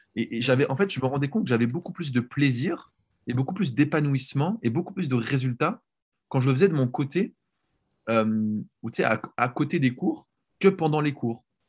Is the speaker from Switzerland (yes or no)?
yes; Switzerland; moved away as an adult; now in Netherlands; j'ai grandi en Suisse